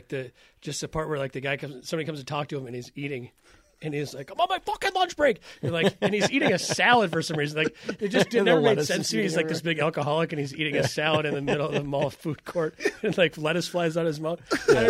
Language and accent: English; Iowa, United States; I'm from Iowa. I know what a fucking Scandinavian accent is.